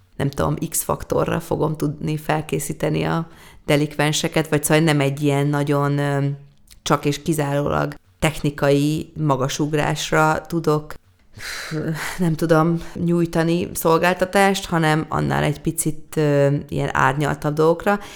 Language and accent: Hungarian; Hungary; nekem sikerül magyarként egy nagy nemzetközi karriert befutnom